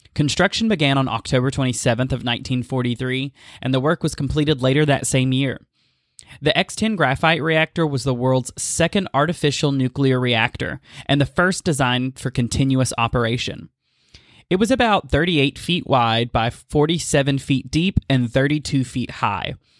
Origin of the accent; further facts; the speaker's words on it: East Tennessee, United States; my experiences growing up in East Tennessee